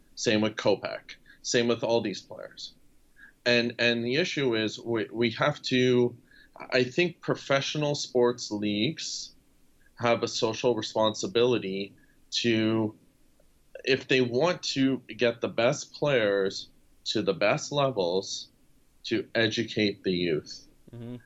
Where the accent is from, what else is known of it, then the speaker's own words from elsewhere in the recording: Sudbury, Ontario, Canada; my hometown of Sudbury, Ontario